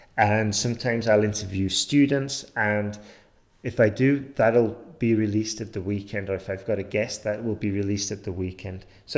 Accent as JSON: {"language": "English", "region": "England", "country": "United Kingdom", "moved": "yes", "said": "I'm from England, but I haven't lived there for a long time, so that's why you might be getting confused with my accent."}